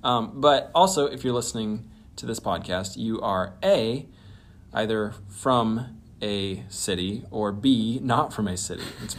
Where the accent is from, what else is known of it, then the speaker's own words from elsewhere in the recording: western Nebraska, United States; So I grew up in western Nebraska. I said I didn't grow up in a small town. I grew up on a ranch.